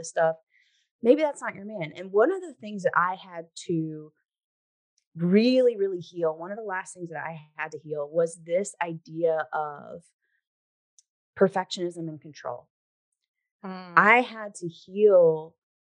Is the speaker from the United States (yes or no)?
yes; the South, United States; I grew up in the South, you know, where there's a lot of, you know, that type of cultural stuff there.